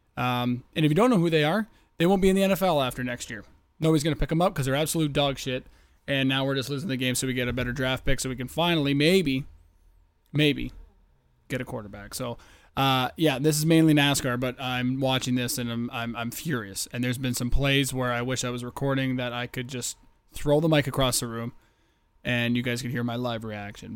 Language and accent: English; Canada; I am from the Great White North.